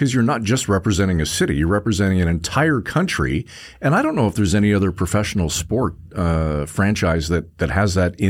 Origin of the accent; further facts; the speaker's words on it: Toronto, Ontario, Canada; I remember growing up in Toronto as a kid, you know, 9, 10, 11 years old